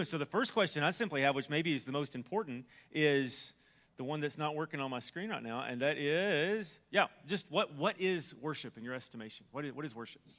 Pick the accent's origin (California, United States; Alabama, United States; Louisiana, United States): Alabama, United States; because I'm from Alabama